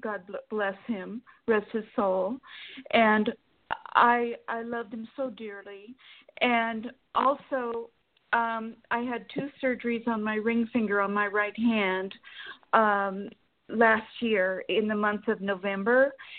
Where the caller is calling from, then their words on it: Sacramento, California, United States; Sacramento, California.